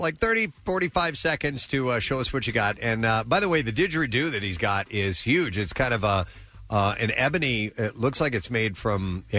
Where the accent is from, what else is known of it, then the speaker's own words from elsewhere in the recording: Medford, New Jersey, United States; now in Morristown, United States; I grew up in Medford, New Jersey, currently reside in Morristown, New Jersey. But 10 years ago, I got to live and work in Australia.